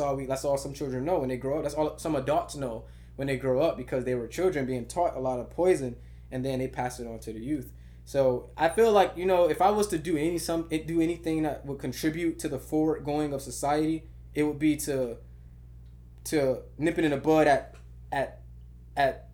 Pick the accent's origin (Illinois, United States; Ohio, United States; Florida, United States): Florida, United States; Miami Gardens; I was born in Kara City, Miami Gardens, Florida